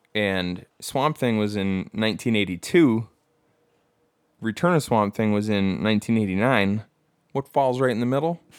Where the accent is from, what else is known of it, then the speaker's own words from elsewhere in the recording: Bad Axe, Michigan, United States; moved away; I'm from Bad Axe.